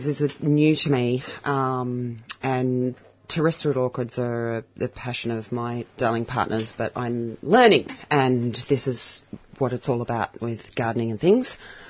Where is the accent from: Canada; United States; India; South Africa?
South Africa; basically being South African, it does really well in our climate, even up in the cold hills.